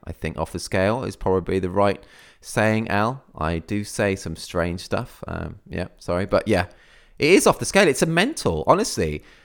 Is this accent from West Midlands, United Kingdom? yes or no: yes; near Birmingham, West Midlands, United Kingdom; now in Cornwall, United Kingdom; I originally, I came from the Midlands, near, near Birmingham. That's where I grew up